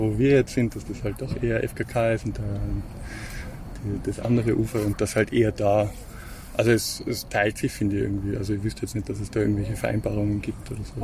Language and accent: German; Tyrol, Austria; moved away; als Tiroler, der da erst seit ein paar Jahren herkommt